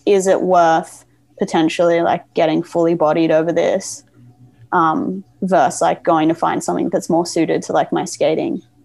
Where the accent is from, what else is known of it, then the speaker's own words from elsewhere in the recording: Gold Coast, Queensland, Australia; moved away as an adult; also born or lived in Berwick, Victoria, Australia; now in Melbourne, Australia; I pretty quickly, with my family, moved up to Queensland and lived like in this place called the Gold Coast